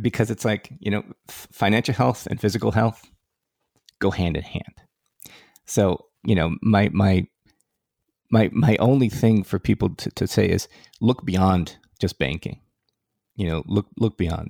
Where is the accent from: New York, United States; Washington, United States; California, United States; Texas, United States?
California, United States; Silicon Valley; I grew up in Silicon Valley, and I grew up in the formative years of Silicon Valley